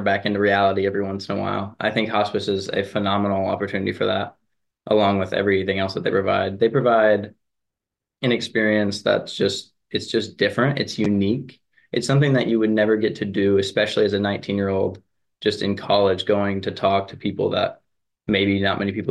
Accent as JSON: {"language": "English", "town": "Lexington", "region": "Kentucky", "country": "United States", "moved": "as an adult", "lives_now": "High Point, United States", "said": "I'm from Lexington, Kentucky"}